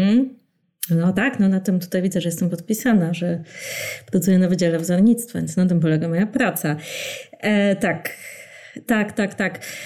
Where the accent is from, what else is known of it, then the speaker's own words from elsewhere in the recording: Warsaw, Masovian Voivodeship, Poland; ja pamiętam y, jako warszawianka